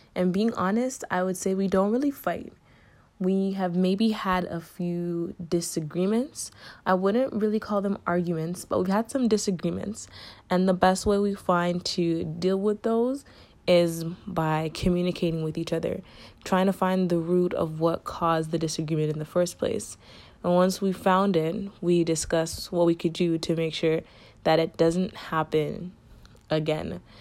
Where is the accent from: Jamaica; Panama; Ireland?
Jamaica; I'm Jamaican